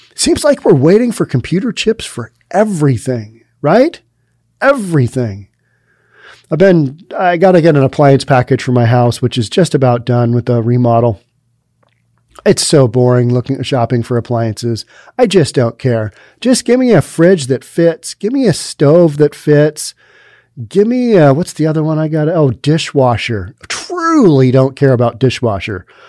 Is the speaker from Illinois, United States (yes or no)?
no; Seattle, Washington, United States; I'm from Seattle where we just don't have heat